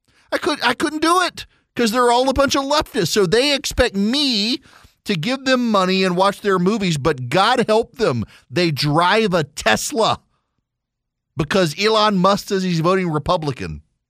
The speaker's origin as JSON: {"language": "English", "region": "Dubai", "country": "United Arab Emirates", "tie": "born or raised there", "said": "So when I was a kid, I grew up in Dubai"}